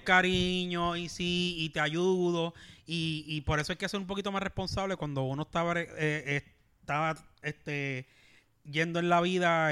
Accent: Puerto Rico; Como éramos puertorriqueños

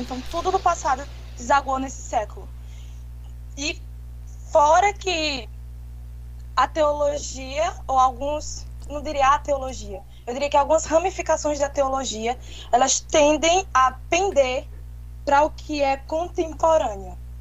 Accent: Caruaru, Pernambuco, Brazil; Eu sou natural de Pernambuco, Caruaru

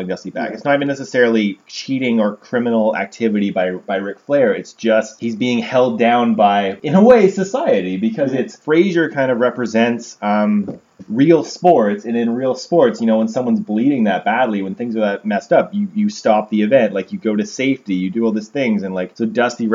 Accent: Canada; we're Canadian

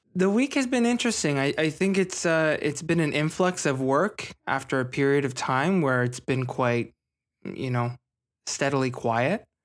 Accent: Scarborough and Ajax, suburbs of Toronto, Ontario, Canada; I grew up in a, a suburb of Toronto. I was, I was in Scarborough and Ajax

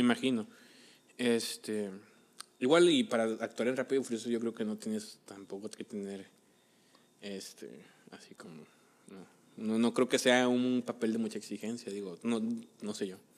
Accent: Mexico; los mexicanos somos súper fans de idolatrar a cualquiera que no sea mexicano

